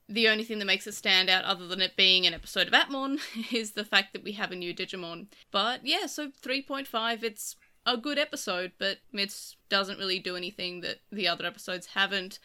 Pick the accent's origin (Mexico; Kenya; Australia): Australia; I'm Australian.